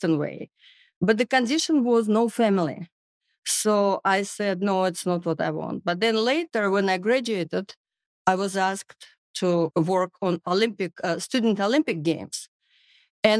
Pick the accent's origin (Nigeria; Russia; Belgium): Russia; English is a second language; moved away as an adult; also born or lived in Murmansk; now in United States; I was growing up in Russia